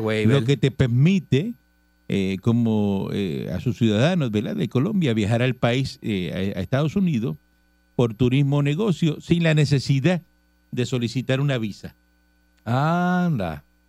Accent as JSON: {"language": "Spanish", "country": "Cuba", "moved": "yes", "said": "yo soy cubano"}